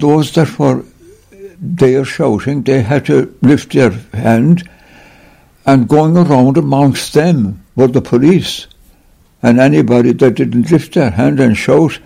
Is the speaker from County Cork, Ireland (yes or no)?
yes; Cork, County Cork, Ireland; moved away as an adult; also born or lived in China; I was born in Cork City. Blackrock Road would be the address